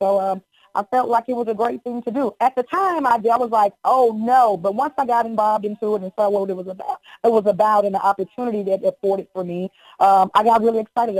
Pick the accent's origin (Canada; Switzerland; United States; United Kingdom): United States; the South; I'm from the South.